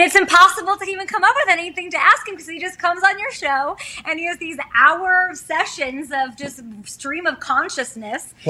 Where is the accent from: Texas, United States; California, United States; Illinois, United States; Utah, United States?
Illinois, United States; Chicago; moved away as an adult; also born or lived in Missouri / New York; I grew up in Chicago, and then I uh, went to the University of Missouri